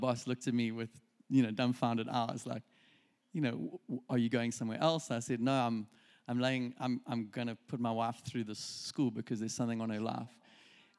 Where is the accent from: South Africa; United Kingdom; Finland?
South Africa; moved away as an adult; also born or lived in Reading; we're from South Africa